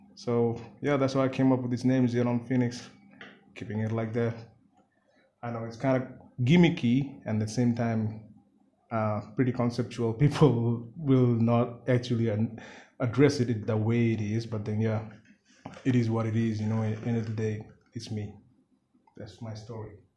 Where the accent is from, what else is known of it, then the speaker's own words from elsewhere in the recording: Siliguri, West Bengal, India; first language Bengali; English is a second language; I'm from Siliguri